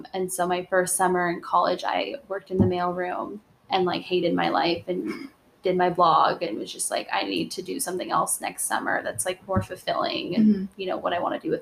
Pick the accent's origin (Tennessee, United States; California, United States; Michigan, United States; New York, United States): California, United States; moved away; also born or lived in Arizona; I'm from California